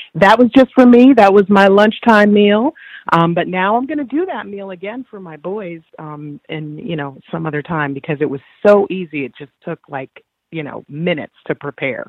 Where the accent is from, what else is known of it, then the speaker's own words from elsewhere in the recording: New York, United States; now in Virginia, United States; I'm from New York